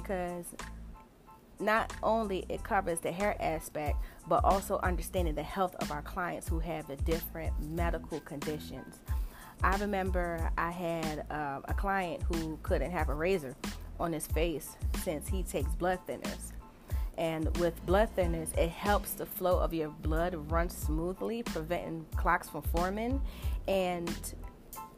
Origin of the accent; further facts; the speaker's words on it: New Jersey, United States; I was born and raised in New Jersey.